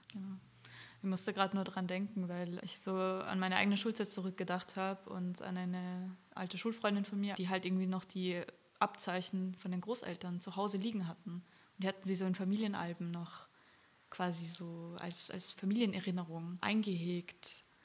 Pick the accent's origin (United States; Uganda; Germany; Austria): Austria; ich komme aus Österreich